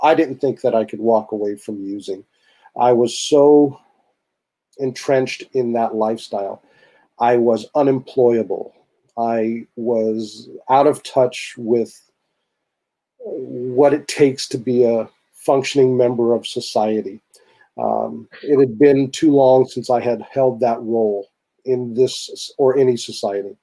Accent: Santa Rosa, California, United States; now in Santa Cruz, United States; my hometown of Santa Rosa

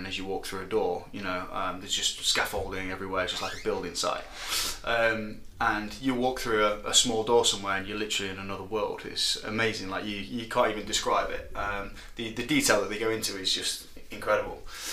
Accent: Nottingham, East Midlands, United Kingdom; I'm from Nottingham, born and raised here

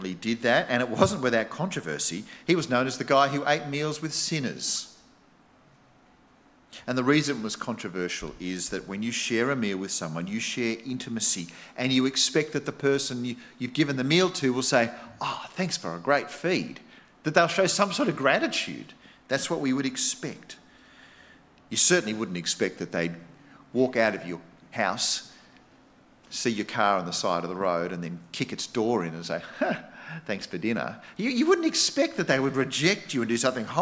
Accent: Australia; being an Aussie

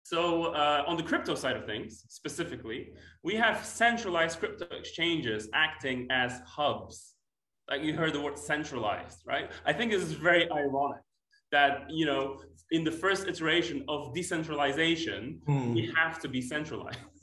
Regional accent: Poland; moved away as an adult; now in United Kingdom; I'm originally from Poland um, and moved to the UK in 2012

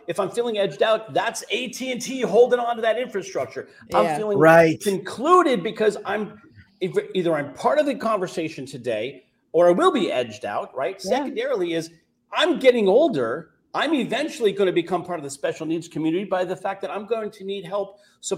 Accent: California, United States; I'm from California

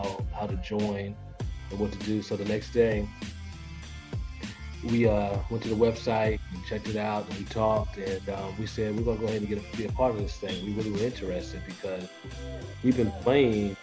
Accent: Washington, District of Columbia, United States; also born or lived in Maryland / Florida; Born and raised in the Washington D.C. area, man. Born in D.C., grew up pretty much in D.C., Maryland area.

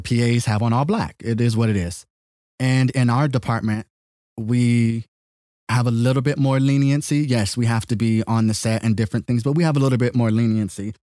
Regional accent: California, United States; I'm not from the country. I was born and raised in California

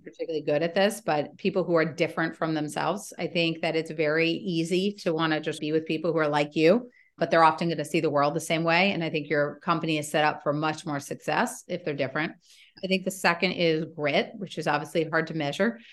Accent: Washington, District of Columbia, United States; also born or lived in Stanford, California / Europe; I grew up in Washington, D.C.

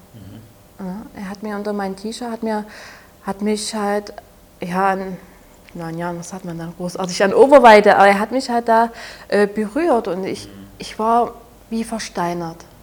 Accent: Saxony, Germany; accent: Saxon; Ich komme ja aus Sachsen, wie man sicherlich etwas merkt an meinem Dialekt

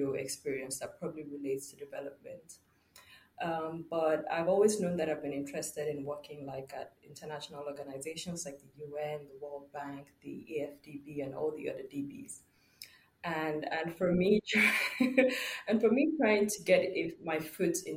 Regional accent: Nigeria; I'm from Nigeria.

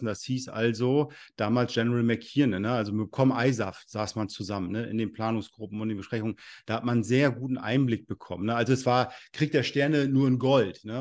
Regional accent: Rostock, Mecklenburg-Vorpommern, Germany; ich komme aus Rostock, Mecklenburg-Vorpommern hier

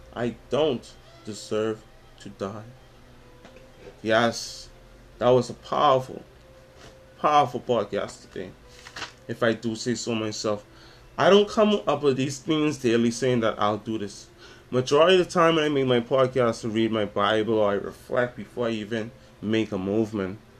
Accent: Nassau, New Providence, Bahamas; I'm from Nassau, Bahamas, from the Caribbean

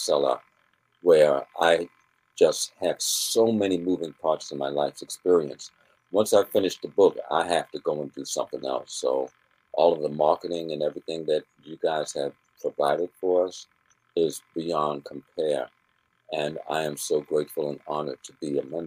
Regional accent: Baltimore, Maryland, United States; I'm from Baltimore, Maryland. This is my home

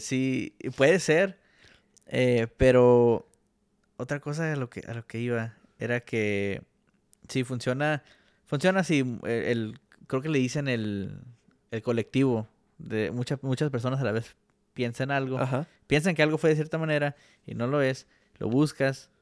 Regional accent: Mexico; como mexicanos estamos, vamos a decir, creados

